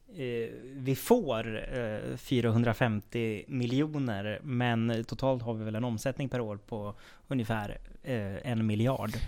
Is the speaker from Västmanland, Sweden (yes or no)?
no; Söderhamn, Gävleborg County, Sweden; i Söderhamn vet jag i alla fall, där jag kommer ifrån